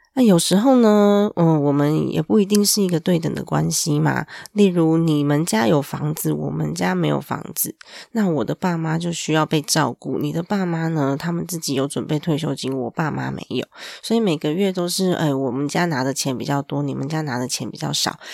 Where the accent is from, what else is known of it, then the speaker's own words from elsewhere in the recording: Taiwan; 我们台湾人的 ，嗯，文化吧，成长背景下